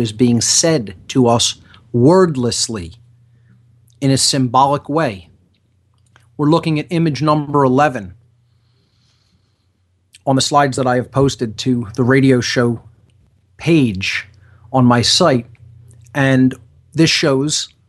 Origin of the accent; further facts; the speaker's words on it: Philadelphia, Pennsylvania, United States; I'm from Philadelphia